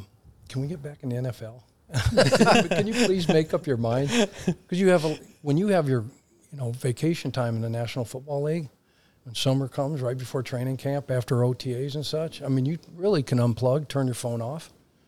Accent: Boulder, Colorado, United States; born and raised in Boulder, Colorado.

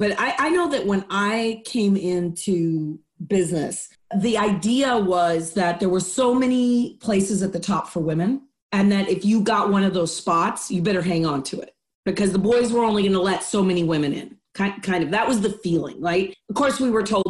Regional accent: Mexico City, Mexico; English is a second language; moved away as an adult; also born or lived in Austin, Texas / Cleveland; now in United States; So I was raised in Mexico, Mexico City to be exact. I came to the United States when I was 18

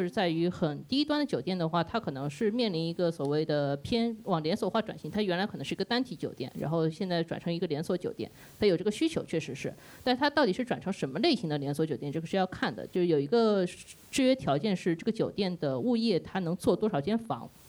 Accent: Shanghai, China; also born or lived in Beijing; 我出生在北京，然后七岁去的上海，所以我的身份证号码是北京的身份证号码，但是我的户口是上海户口

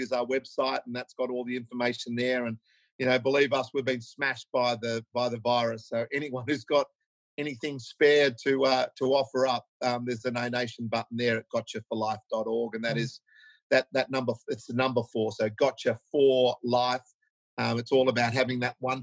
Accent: Australia; as Aussie blokes

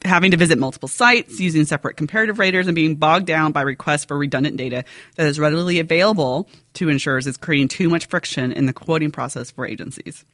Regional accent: United States

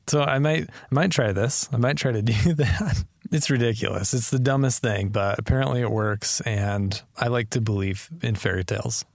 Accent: Wyoming, United States; we had those growing up in Wyoming

